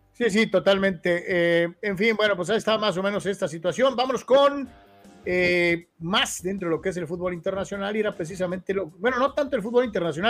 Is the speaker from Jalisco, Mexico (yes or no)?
yes; Guadalajara, Jalisco, Mexico; soy de Guadalajara